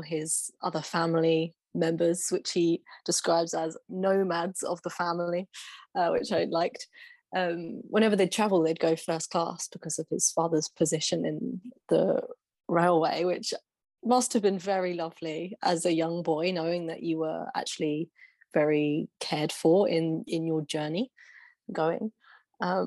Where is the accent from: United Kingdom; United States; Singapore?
United Kingdom; England; as an English Westerner growing up in the time that I did